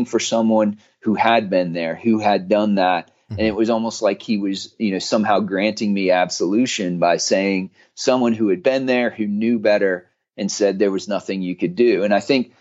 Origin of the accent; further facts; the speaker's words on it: West Chester, Ohio, United States; moved away; my hometown in Westchester, Ohio, or what was my hometown where I grew up